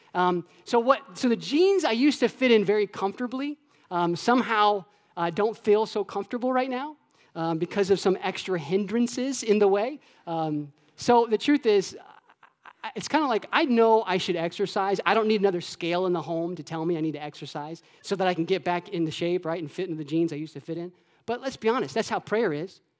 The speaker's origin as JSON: {"language": "English", "region": "Florida", "country": "United States", "tie": "born or raised there", "said": "when I was a kid, um, I grew up in Florida."}